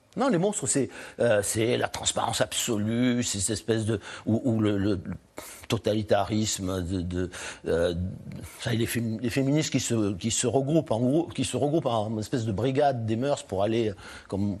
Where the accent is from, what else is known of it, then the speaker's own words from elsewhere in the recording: France; je suis français